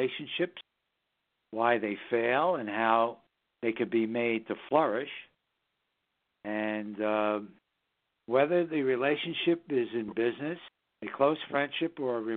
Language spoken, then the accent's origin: English; New York City, New York, United States; born or raised there; now in Southern Hudson Valley, United States